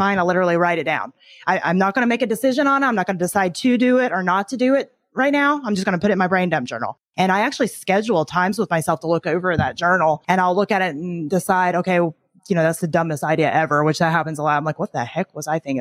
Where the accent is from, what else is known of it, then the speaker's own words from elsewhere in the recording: Tennessee, United States; I grew up in Tennessee, which is true, but I was only there from the time I was about eight until I graduated